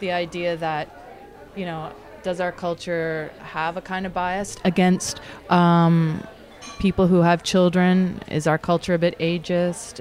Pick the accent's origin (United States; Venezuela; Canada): Canada; Toronto, Ontario; also born or lived in Scarborough; I grew up in the East End of Toronto in the beach